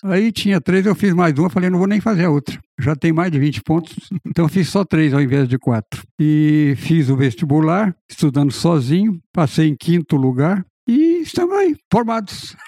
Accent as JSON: {"language": "Portuguese", "town": "Rio Verde", "region": "Goiás", "country": "Brazil", "also_born_or_lived": "Piracicaba", "moved": "yes", "said": "eu realmente eu sou de Goiás. Eu sou de Rio Verde, Goiás. Então o apelido é devido a essa minha origem."}